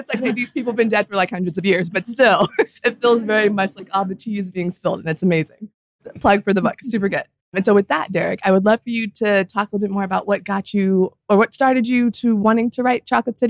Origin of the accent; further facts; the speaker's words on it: Northern Virginia, United States; I grew up in Northern Virginia